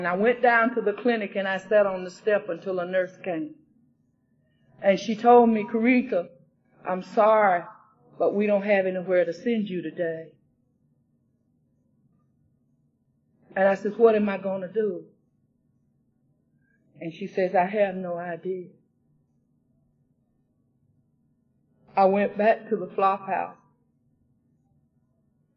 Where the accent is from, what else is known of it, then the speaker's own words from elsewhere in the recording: Brunswick, Georgia, United States; the Brunswick group, my home, from my hometown